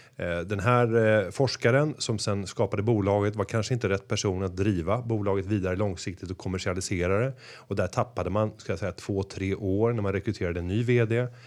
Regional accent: Sweden; som svenskar

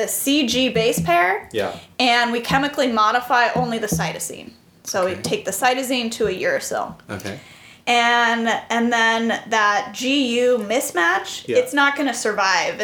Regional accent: California, United States; moved away as an adult; also born or lived in Boston; I am originally from California

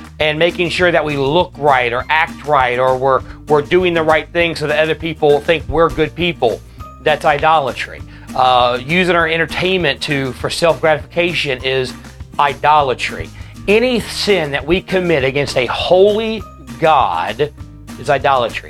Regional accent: United States; as American Christians

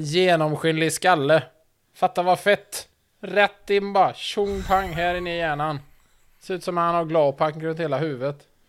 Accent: Sweden; som svensk

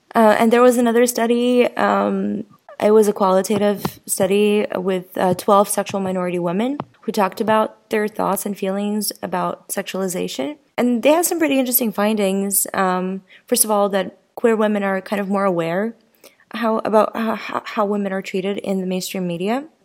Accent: Ukraine; moved away; my experience growing up in Ukraine

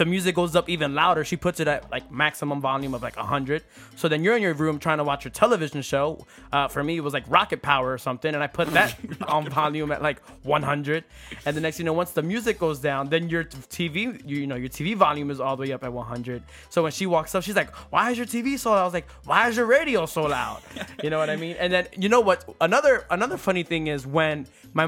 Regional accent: Philadelphia, Pennsylvania, United States; I'm from Philadelphia, so the area that I grew up in, we had neighbors right next to us.

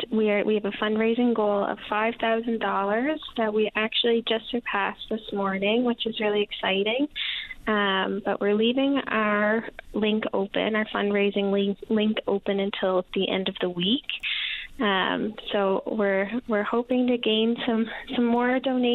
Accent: Fredericton, New Brunswick, Canada; moved away as an adult; now in Newfoundland and Labrador, Canada; I'm from New Brunswick. I'm from Fredericton, New Brunswick.

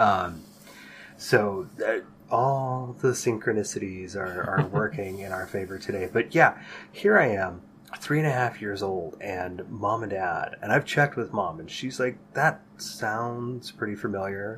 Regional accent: San Jose, California, United States; growing up in the Bay Area in the 80s and 90s

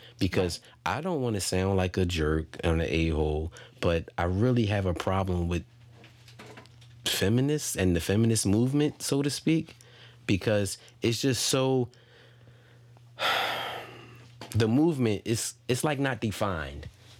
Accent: Philadelphia, Pennsylvania, United States; we are from Philadelphia

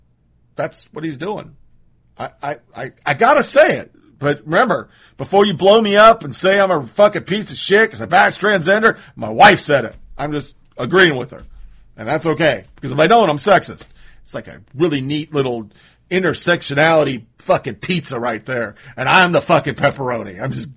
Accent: Canada; I'm Canadian. These are normal.

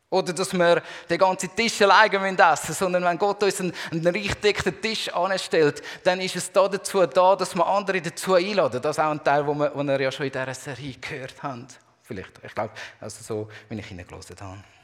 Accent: Zurich, Switzerland; now in Basel, Switzerland; ich bin ja in der Zwischenzeit schon mehr Basler als, ähm, als Zürcher.

